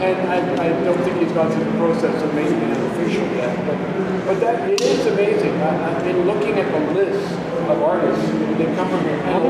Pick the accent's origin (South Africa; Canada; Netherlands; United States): Canada; accent: Canadian; also born or lived in England; I'm born in England, but I have a card in my wallet that says I'm a Canadian.